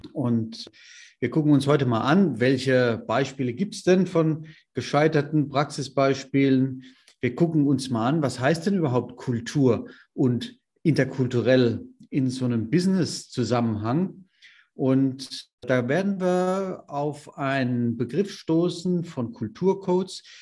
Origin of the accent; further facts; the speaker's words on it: Germany; Bei uns in Deutschland